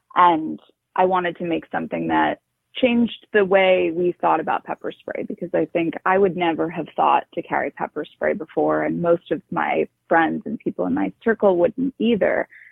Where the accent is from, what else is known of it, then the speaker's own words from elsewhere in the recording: New York City, New York, United States; I grew up in New York City